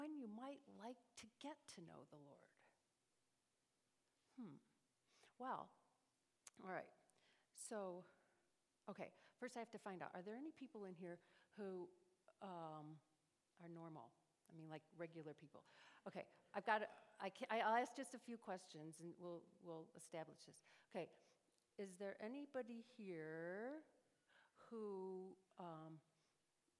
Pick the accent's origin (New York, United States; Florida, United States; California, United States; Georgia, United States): New York, United States; moved away as an adult; also born or lived in Chicago / Cleveland; now in Dallas, United States; I grew up in New York State